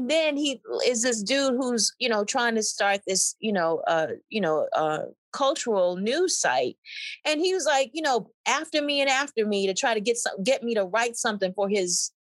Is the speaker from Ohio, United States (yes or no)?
no; Mississippi, United States; I'm from Mississippi